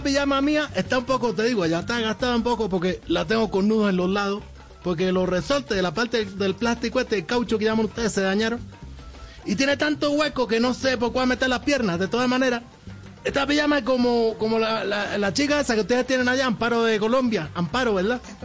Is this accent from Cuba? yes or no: yes; Cuba; yo te lo digo como ciudadano cubano